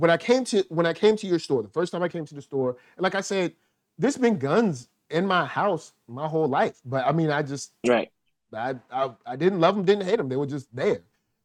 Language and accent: English; the South, United States; Since I'm from the South, I'm about to reference something.